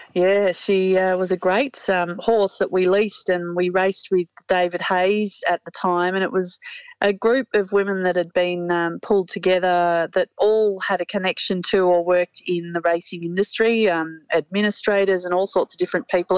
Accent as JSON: {"language": "English", "country": "Australia", "also_born_or_lived": "Hong Kong", "said": "my longing to get back to being Australian and, and grassroots of Australian bush life after my time in Hong Kong"}